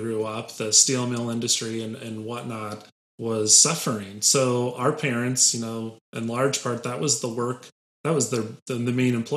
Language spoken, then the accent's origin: English; Lake Station, Indiana, United States; also born or lived in Crown Point, Indiana; I grew up in Lake Station, so I and my family lived there from the time I was in first grade to sixth grade